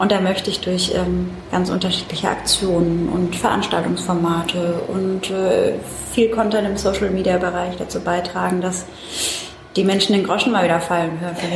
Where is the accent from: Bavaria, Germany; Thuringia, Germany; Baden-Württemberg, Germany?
Baden-Württemberg, Germany; Mannheim; ich bin äh, Mannheimerin, deswegen schön, dass du nach Mannheim gekommen bist.